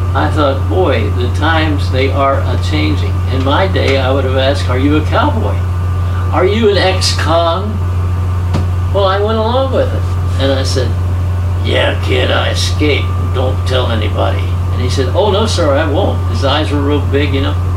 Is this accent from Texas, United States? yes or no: no; Kentucky, United States; being from Kentucky